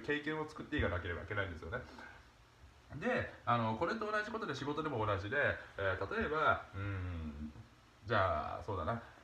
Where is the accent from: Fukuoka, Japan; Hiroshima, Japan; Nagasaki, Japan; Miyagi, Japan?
Nagasaki, Japan; 僕、まあ、長崎の出身なんですけどもその長崎の小学校